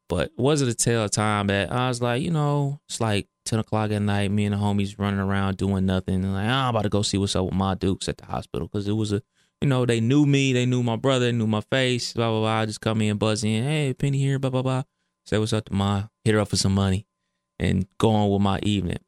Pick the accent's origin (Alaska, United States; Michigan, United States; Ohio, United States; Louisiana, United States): Ohio, United States; Cleveland; I'm from Cleveland, and East Cleveland is, it gets wild